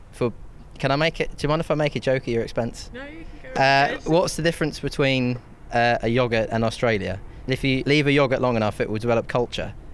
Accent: Birmingham, West Midlands, United Kingdom; born there; I was born in Birmingham.

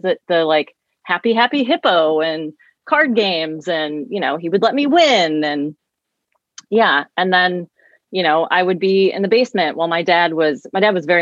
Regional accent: St. Louis, Missouri, United States; I grew up in St. Louis, but in the same county even, but two different homes

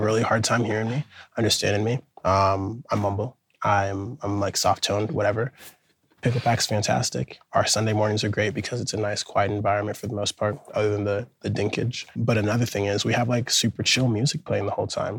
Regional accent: Portland, Oregon, United States; moved away as an adult; now in New York, United States; from Portland, Oregon. Been living in New York the past six or so years

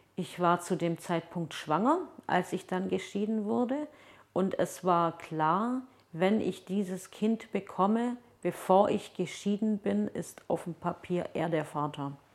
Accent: Germany; also born or lived in Turkey; dass ich nach Hause gehe und also wenn ich dann in Deutschland bin

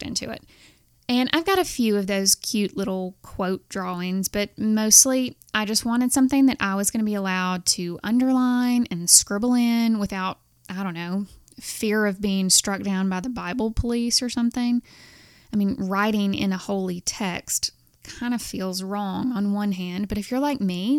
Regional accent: Alabama, United States; I'm from Alabama and surrounded by a bunch of fire and brimstone breathing Southern Baptists

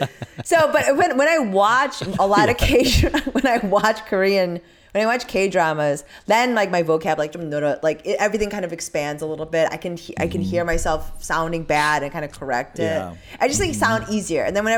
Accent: Midwest, United States; accent: Midwestern; Gyeongsang-do satoori (in Korean); first language Korean; English is a second language; also born or lived in Chicago; I have a Gyeongsangdo, like, I have like a accent. Satori? Yeah, Satori. And then that plus like this Midwestern thing.

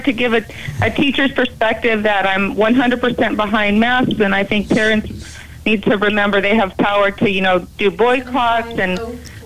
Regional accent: California, United States; moved away as an adult; now in Dallas, United States; I'm from California, and I'm a veteran teacher, high school teacher

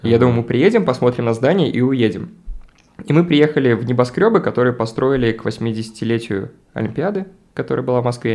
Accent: Babruysk, Mogilev Region, Belarus; moved away; also born or lived in Minsk / Saint Petersburg; Я там редко бываю, мой родной город.

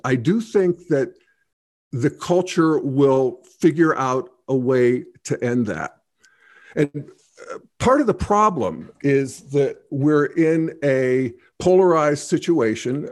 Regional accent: Western Pennsylvania, United States; I grew up in Western Pennsylvania in a rural hunting situation

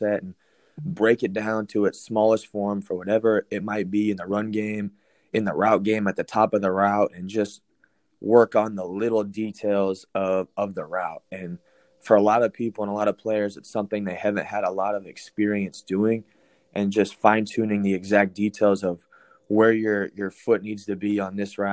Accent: Phoenix, Arizona, United States; moved away as an adult; also born or lived in Colorado; I grew up in Phoenix, Arizona

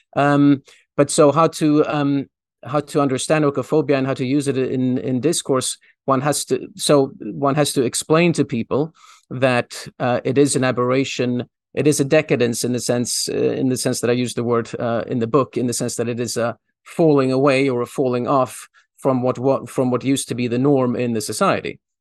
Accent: Sweden; moved away; I, I grew up in Sweden. Um, my, most of my school years were spent in Sweden

